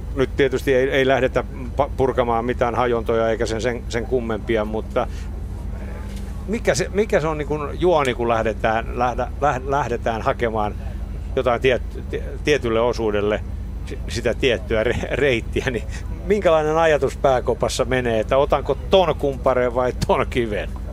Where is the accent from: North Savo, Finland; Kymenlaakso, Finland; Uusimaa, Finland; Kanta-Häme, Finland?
Kymenlaakso, Finland; Me ollaan molemmat Kymenlaaksosta kotoisin